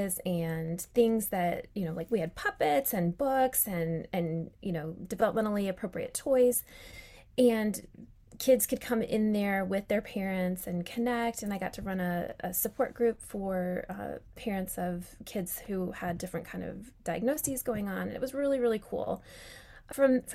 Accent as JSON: {"language": "English", "region": "Colorado", "country": "United States", "tie": "born or raised there", "moved": "yes", "lives_now": "Charlotte, United States", "said": "I was born in Colorado"}